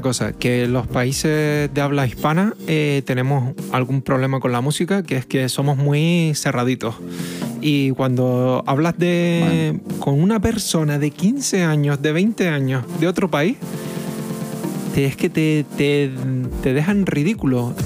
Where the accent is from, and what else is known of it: Canary Islands, Spain